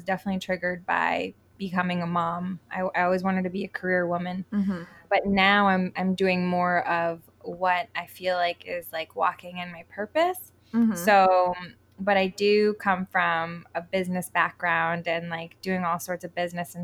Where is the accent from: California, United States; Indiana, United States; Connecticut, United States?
Connecticut, United States; moved away as an adult; also born or lived in New York / Colorado; now in Puerto Rico; I'm originally from New York and I was born there, but I grew up technically in Connecticut